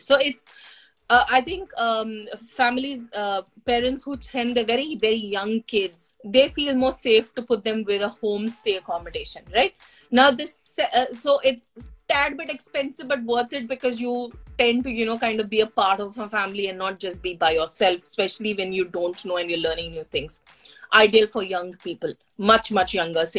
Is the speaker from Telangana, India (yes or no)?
yes; Hyderabad, Telangana, India; now in New Zealand; I come from Hyderabad, and our culture is pretty much the same.